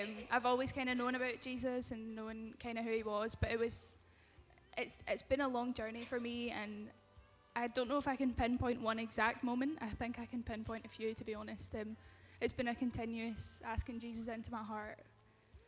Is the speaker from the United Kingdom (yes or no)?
yes; Kirkcaldy, Scotland, United Kingdom; Here, in Kirkey